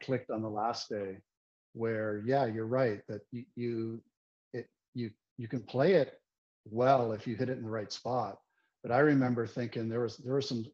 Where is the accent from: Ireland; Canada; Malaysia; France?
Canada; Richmond Hill, Ontario; I grew up in Richmond Hill, which is 20 minutes north of Toronto